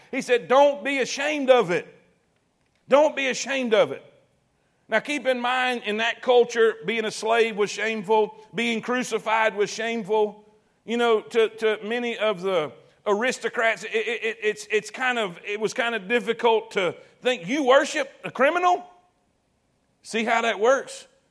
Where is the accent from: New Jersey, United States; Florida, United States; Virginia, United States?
Florida, United States; South; moved away; I grew up in South Florida